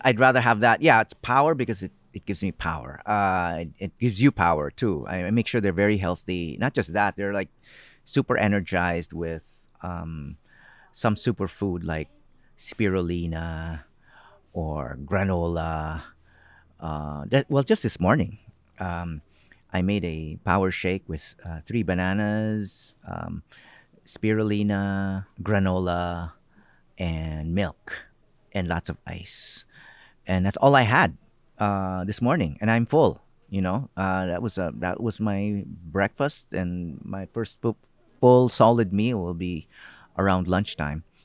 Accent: Philippines; also born or lived in United States; I became very aware of my identity as a Filipino, as a brown-skinned person.

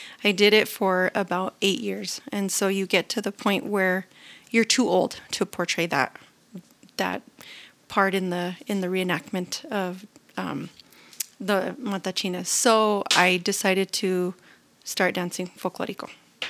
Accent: El Rancho, New Mexico, United States; where I live, where I grew up and was born and raised in El Rancho

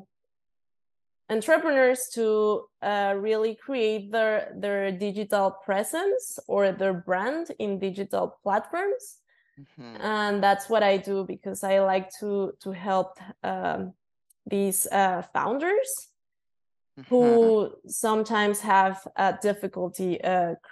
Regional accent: Mexico City, Mexico; I was born and raised in Mexico City. I have lived here my whole life

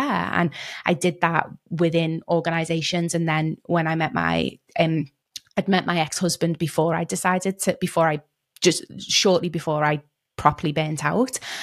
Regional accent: Liverpool, North West England, United Kingdom; moved away; also born or lived in London / Cape Town; I grew up in Liverpool in the U K

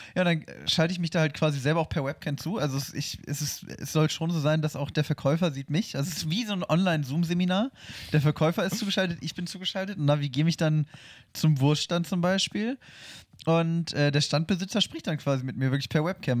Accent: Hannover, Lower Saxony, Germany; moved away; bei uns in Hannover

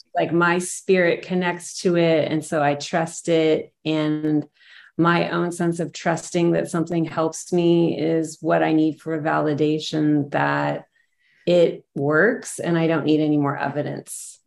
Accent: Texas, United States; it was not like a word in Texas I grew up hearing.

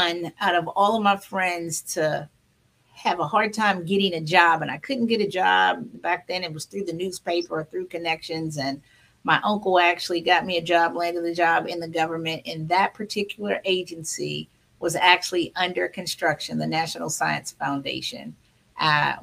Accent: Hampton Roads, Virginia, United States; moved away as an adult; also born or lived in Maryland / Washington, D.C. area; I am Maryland born, Virginia raised me, Hampton Roads, Virginia.

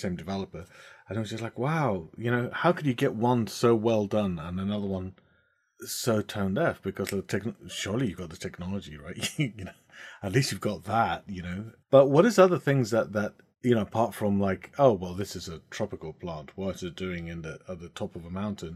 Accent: Bolivia; Bolivia, my home country

